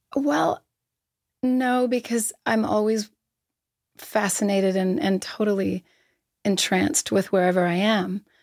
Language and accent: English; Halifax, Nova Scotia, Canada; I grew up in Halifax